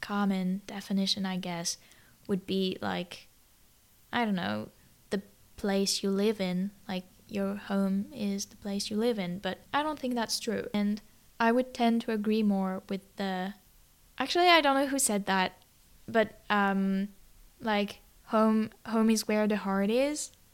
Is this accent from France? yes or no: yes; Toulouse, Occitania, France; moved away; it was my home country or, like, m, my birth country would be more accurate